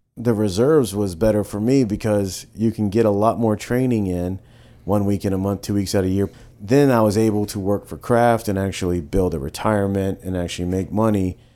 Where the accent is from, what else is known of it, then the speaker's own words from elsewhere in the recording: Savannah, Georgia, United States; growing up in Savannah and growing up in more of like a working class family